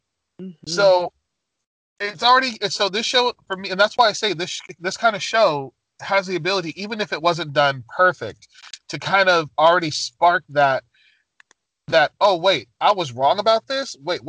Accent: United States; growing up in the States

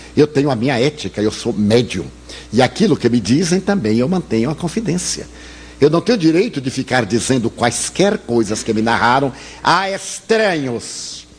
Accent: Bahia, Brazil; eu sou baiano

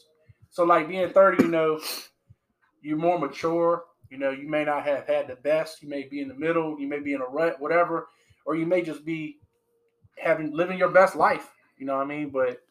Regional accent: Portsmouth, Virginia, United States; I was born in Portsmouth

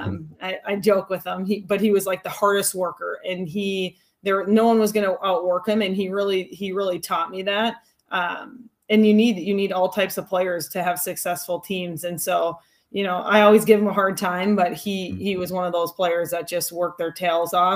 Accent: Hastings, Minnesota, United States; Growing up in Hastings

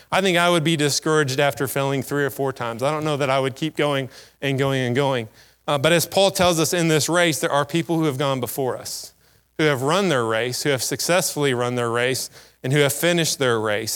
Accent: United States; as an American

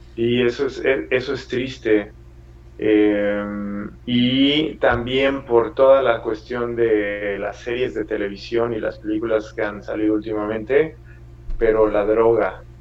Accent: Mexico; moved away as an adult; also born or lived in Italy / Seville, Spain; now in Ireland; soy mexicano

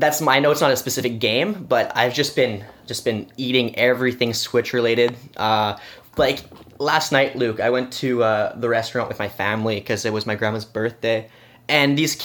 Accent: Quebec side, Canada; in my family, we're Canadian, and I guess in the Quebec side, we kind of do Christmas on the eve instead of the morning

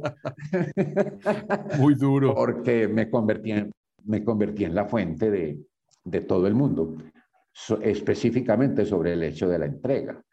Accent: Yarumal, Antioquia, Colombia; Yo soy de Yarumal, Antioquia. Yo viví allá muy buena parte de mi vida, mi infancia toda.

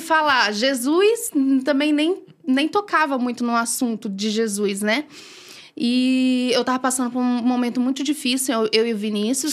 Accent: Bacabal, Maranhão, Brazil; also born or lived in São Luís, Maranhão; now in Brodowski, Brazil; sou de Bacabal, Maranhão

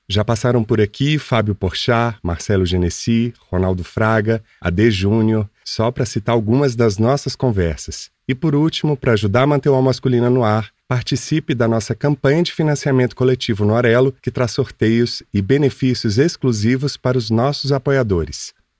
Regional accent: Minas Gerais, Brazil; eu sou mineiro

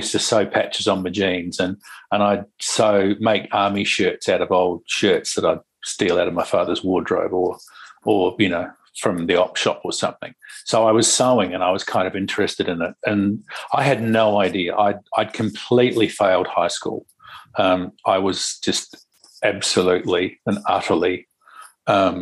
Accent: Lyttelton, Canterbury, New Zealand; also born or lived in Christchurch / Wellington; I grew up in New Zealand. I grew up in a little harbour town called Lyttelton

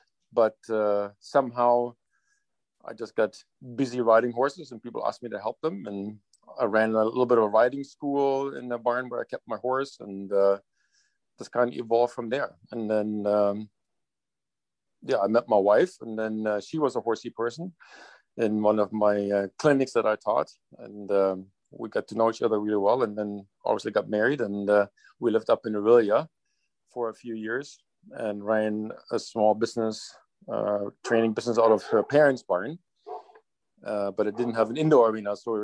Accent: Germany; now in Hillsborough, Canada; I grew up in a small town in Germany that was a very horsey town

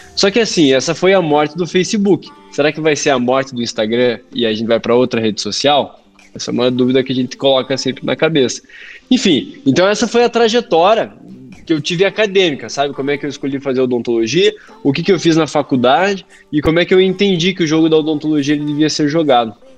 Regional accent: Curitiba, Paraná, Brazil; eu sou aqui de Curitiba, do Paraná

